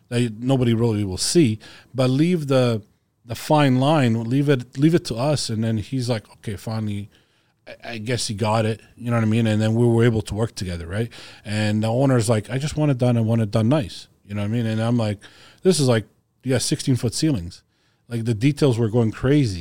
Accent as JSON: {"language": "English", "country": "Croatia", "said": "I'm from Croatia"}